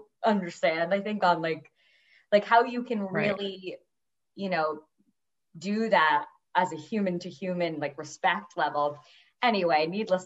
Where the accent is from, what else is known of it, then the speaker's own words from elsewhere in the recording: Rye, New York, United States; also born or lived in Clinton, New York; I grew up in Rye, New York. I'm in Westchester.